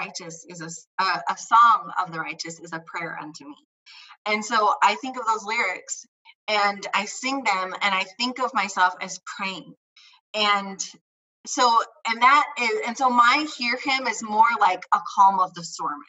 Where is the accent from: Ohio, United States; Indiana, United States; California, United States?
Indiana, United States; moved away as an adult; also born or lived in Idaho; now in Colorado, United States; I grew up in Indiana